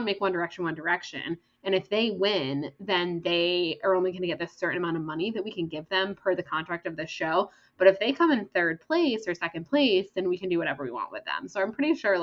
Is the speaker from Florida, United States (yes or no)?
yes; Florida, United States; born or raised there